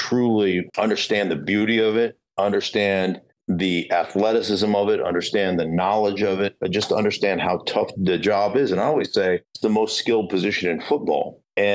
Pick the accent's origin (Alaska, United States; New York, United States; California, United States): Alaska, United States; I was from Alaska